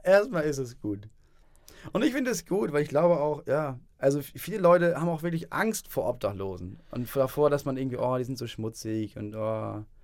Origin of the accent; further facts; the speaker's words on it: Itzehoe, Schleswig-Holstein, Germany; moved away; also born or lived in Hamburg; ich komme aus Itzehoe.